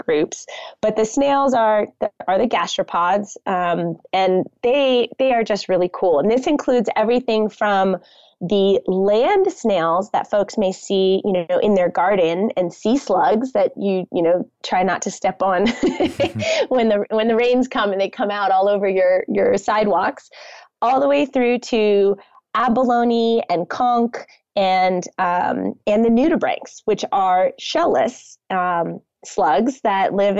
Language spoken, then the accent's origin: English; Connecticut, United States; moved away; I grew up on the Long Island Sound on the shores of Connecticut